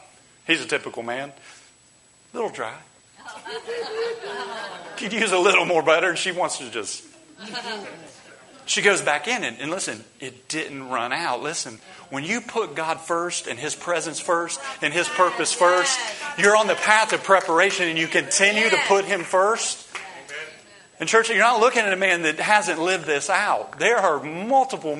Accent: Columbus, Ohio, United States; moved away as an adult; also born or lived in Mexico City, Mexico / near New Orleans and Baton Rouge, Louisiana; now in Homestead, United States; I come from Columbus, Ohio

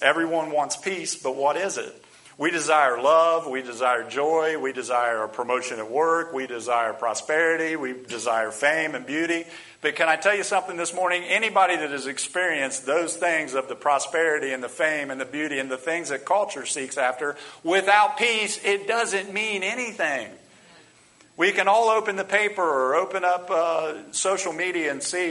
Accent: United States; we as American people

